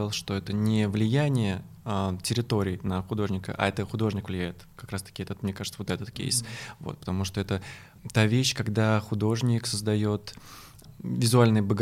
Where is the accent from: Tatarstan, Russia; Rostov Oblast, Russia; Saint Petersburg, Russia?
Tatarstan, Russia; Kazan; now in Moscow, Russia; то что я третий год живу в Москве, я приехал из Казани, из Татарстана